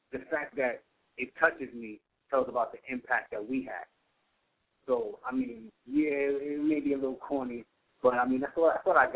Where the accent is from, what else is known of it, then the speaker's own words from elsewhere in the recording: New York City, New York, United States; I'm from New York. She's in the Bronx. I'm in Brooklyn at the time.